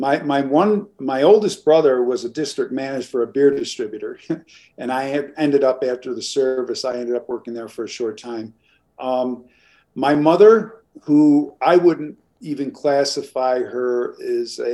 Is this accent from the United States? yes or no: yes; New York, United States; I come from New York. I was born into a large family of seven kids